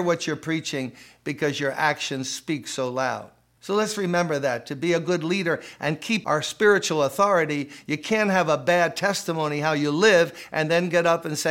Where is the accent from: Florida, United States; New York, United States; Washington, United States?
New York, United States; New York City; When I was a kid growing up in Brooklyn, playing stickball, basketball